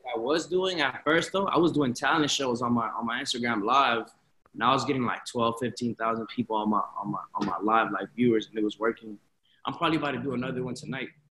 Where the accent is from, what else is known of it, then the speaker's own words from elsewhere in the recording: Florida, United States; also born or lived in Chicago, Illinois; I moved to Florida when I was like three, four years old